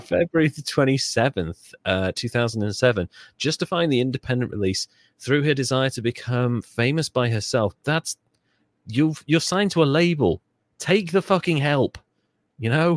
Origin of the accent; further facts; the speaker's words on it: Wales, United Kingdom; I'm Welsh. We have Welsh flags. We have patriotism.